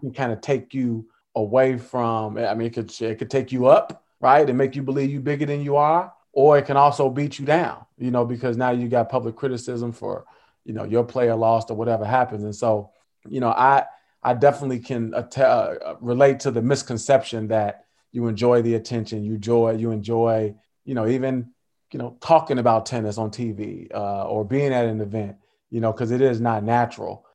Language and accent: English; Chicago, Illinois, United States; I'm from Chicago.